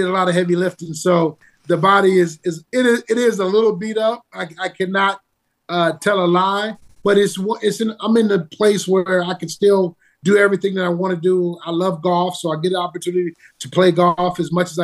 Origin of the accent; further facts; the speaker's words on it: Detroit, Michigan, United States; I was an at-risk kid growing up in Detroit